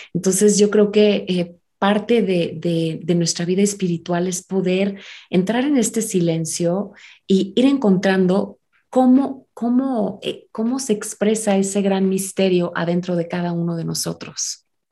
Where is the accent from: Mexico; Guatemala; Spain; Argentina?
Mexico; also born or lived in United States; ser mexicana, ser americana, porque también soy estadounidense